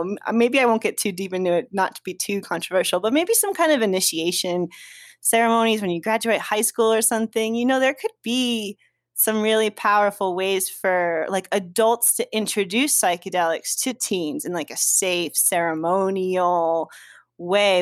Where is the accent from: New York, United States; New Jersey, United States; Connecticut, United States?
New Jersey, United States; Sparta; moved away; I'm from North Jersey, L, Sussex County, Sparta